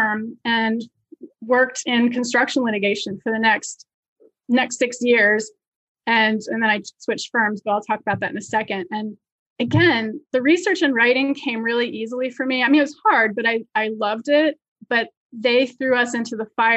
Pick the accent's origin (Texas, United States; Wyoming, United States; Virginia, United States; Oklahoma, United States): Virginia, United States; moved away as an adult; now in New York, United States; So I grew up in Virginia and I went to the University of Virginia for college